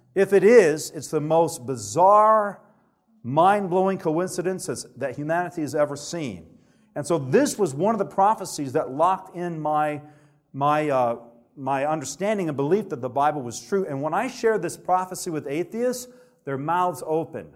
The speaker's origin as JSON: {"language": "English", "region": "Alabama", "country": "United States", "tie": "born or raised there", "said": "I grew up in Alabama where there's not a lot of Adventists"}